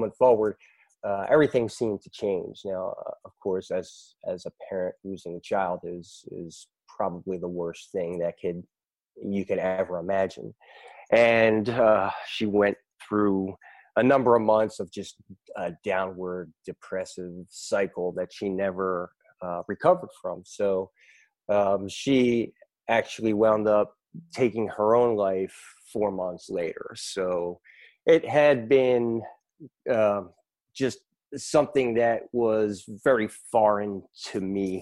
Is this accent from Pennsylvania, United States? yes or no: yes; Philadelphia, Pennsylvania, United States; now in Raleigh, United States; I'm from Raleigh, North Carolina, originally from Philadelphia, Pennsylvania.